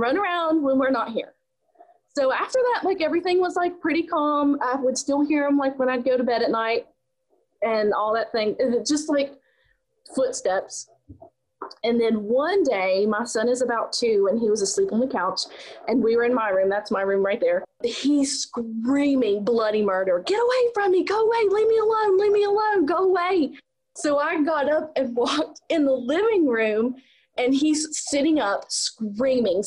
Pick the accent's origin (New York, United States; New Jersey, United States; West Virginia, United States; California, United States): West Virginia, United States; also born or lived in Pennsylvania; I'm actually originally from West Virginia